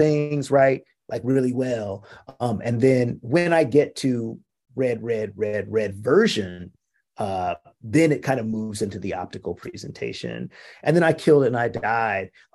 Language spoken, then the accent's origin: English; West Coast, United States; I'm from the West Coast